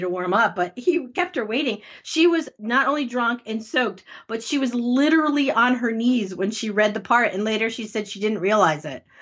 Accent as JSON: {"language": "English", "region": "Connecticut", "country": "United States", "said": "I'm from Connecticut"}